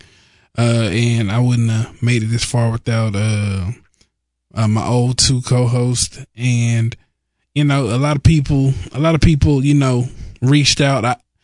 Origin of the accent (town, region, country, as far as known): Dallas, Texas, United States